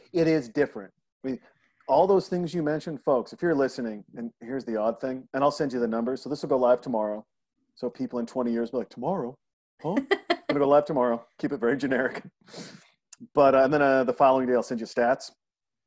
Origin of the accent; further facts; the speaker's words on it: Montana, United States; born and raised in Montana